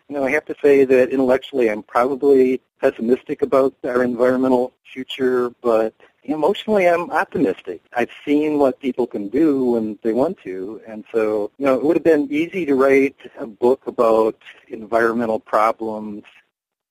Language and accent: English; Lower Michigan, United States; also born or lived in Illinois; now in Wisconsin, United States; I lived in Illinois briefly, but I grew up in Lower Michigan.